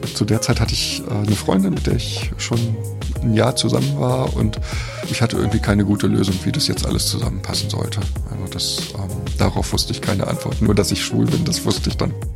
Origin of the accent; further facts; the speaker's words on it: Berlin, Germany; Also ich bin in Westberlin geboren, 1967, ganz im Westen der Stadt, fast am Stadtrand